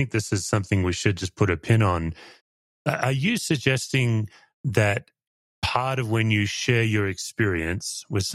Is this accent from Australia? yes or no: yes; Australia; I did my own journey after that as an Australian into Aboriginal theology